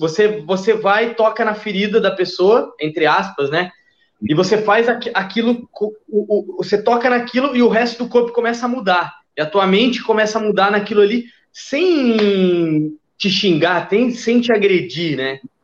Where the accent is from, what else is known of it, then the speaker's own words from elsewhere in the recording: São Paulo, Brazil; moved away as an adult; also born or lived in Minas Gerais, Brazil; now in Rio de Janeiro, Brazil; eu sou de São Paulo, mas eu fui fazer faculdade em Minas Gerais